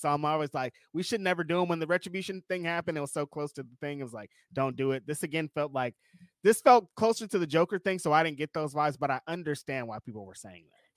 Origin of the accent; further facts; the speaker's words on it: California, United States; We're from California